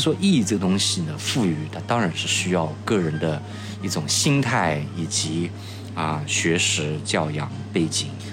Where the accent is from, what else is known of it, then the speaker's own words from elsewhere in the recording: Chun'an, Zhejiang, China; moved away; 我的家乡是浙江的千岛湖，那是一个汾井，很漂亮的地方